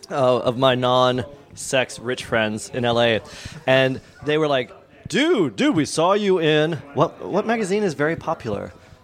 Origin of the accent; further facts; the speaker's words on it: Florida, United States; I'm from Florida.